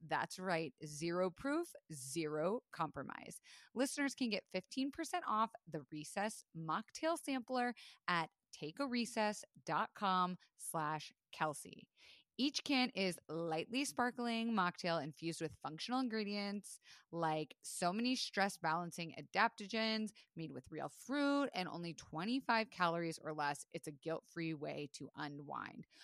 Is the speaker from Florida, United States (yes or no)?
yes; Florida, United States; I was raised in Florida